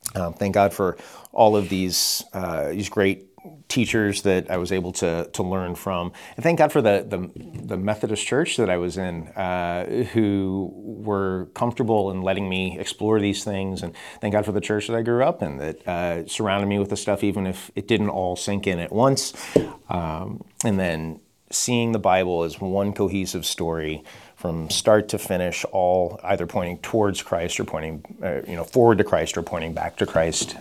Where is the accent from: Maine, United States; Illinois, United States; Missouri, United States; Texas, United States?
Illinois, United States; Chicago; moved away; I'm from Chicago